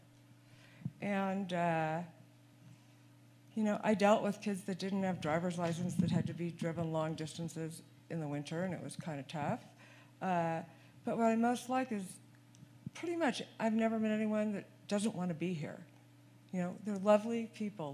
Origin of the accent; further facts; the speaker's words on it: Southern California, United States; moved away as an adult; also born or lived in Texas; now in Crested Butte, United States; I came from Texas, but really not, because you can't take the Southern California out of yourself. When I moved to Texas when I was 27